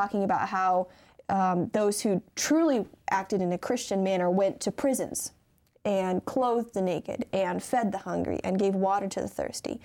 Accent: Michigan, United States; I'm from Michigan

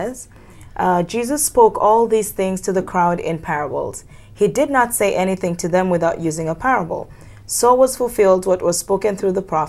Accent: Kenya; first language Kisii; English is a second language; moved away as an adult; now in United States; I am from Kenya, and I am here studying the MDiv program

